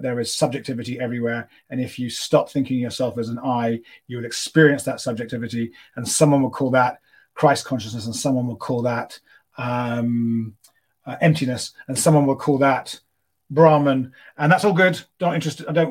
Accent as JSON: {"language": "English", "region": "London", "country": "United Kingdom", "tie": "born or raised there", "moved": "as an adult", "lives_now": "Los Angeles, United States", "said": "I grew up in London, which is probably the most secular city you could imagine living"}